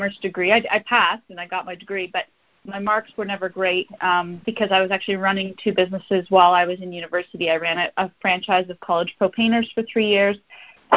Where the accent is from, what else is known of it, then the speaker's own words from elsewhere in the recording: Sudbury, Ontario, Canada; I grew up in a small city called Sudbury, Ontario.